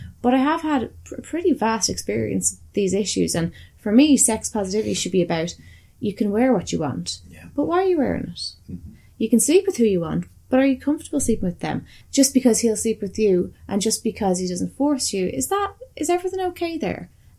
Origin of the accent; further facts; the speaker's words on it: Ireland; bearing in mind we come from Ireland and we have similar views in terms of, like, the fucking Catholic shit that we had.